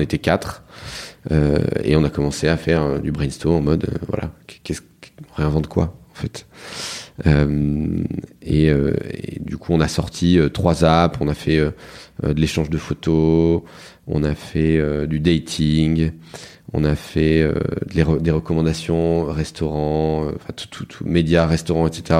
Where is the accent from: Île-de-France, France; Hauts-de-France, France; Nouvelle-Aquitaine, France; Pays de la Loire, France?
Hauts-de-France, France; Lille; moi je suis né à Lille, mhm. enfin dans la banlieue de Lille